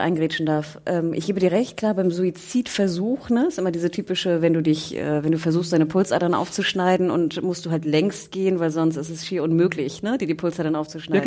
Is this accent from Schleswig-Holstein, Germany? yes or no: no; Hamburg, Germany; ich als Hamburgerin